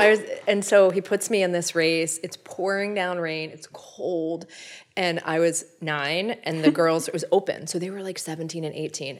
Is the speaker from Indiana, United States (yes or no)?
no; Whiteford, Maryland, United States; we grew up in Whiteford